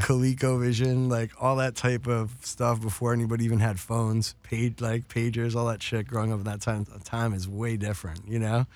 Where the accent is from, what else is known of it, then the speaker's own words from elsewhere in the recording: New York, United States; moved away; also born or lived in Towson, Maryland; I grew up in New York